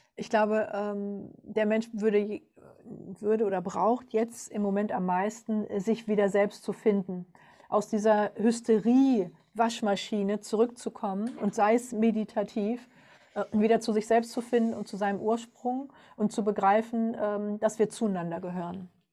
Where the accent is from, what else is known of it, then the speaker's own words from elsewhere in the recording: Germany; bei uns in Deutschland